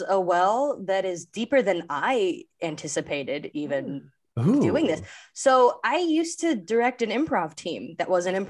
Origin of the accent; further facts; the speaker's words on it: Southwest, United States; I'm from the Southwest